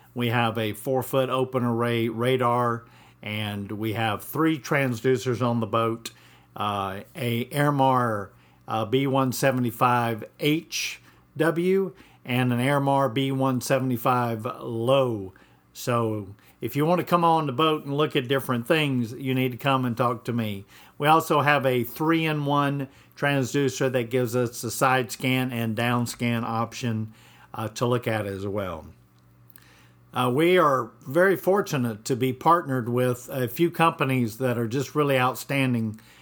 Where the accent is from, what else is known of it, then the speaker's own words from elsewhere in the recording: Atlanta, Georgia, United States; moved away as an adult; also born or lived in Pacific Northwest; now in Mexico Beach, United States; I grew up in Atlanta, Georgia